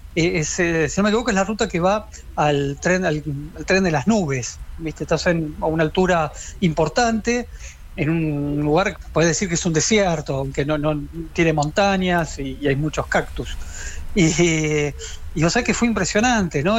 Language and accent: Spanish; Quilmes, Buenos Aires Province, Argentina; Yo tenía 12 años, soy de Quilmes y tomaba clases de guitarra